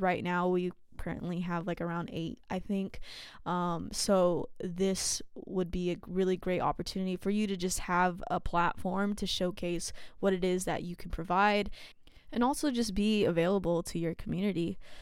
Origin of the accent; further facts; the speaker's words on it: San Jose, California, United States; I grew up in San Jose